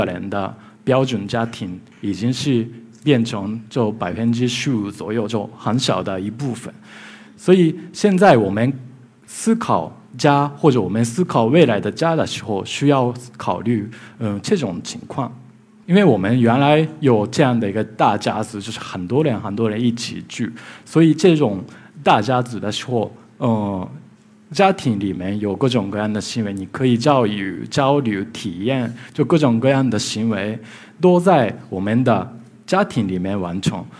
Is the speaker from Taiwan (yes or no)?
no; Japan; Chinese is a second language; now in Beijing, China; ，啊、我是来自日本的建筑师，呃，今天很高兴来到上海，我平时在北京